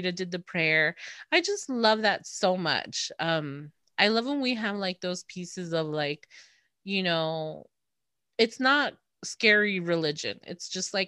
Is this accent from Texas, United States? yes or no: yes; Texas, United States; As a Texan